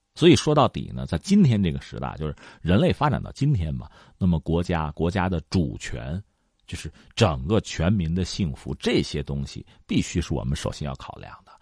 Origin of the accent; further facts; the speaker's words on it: China; 作为一个中国人